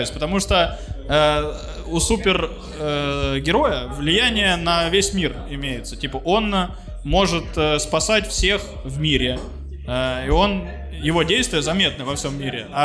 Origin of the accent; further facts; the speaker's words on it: Belarus; мы же из Беларуси кухонька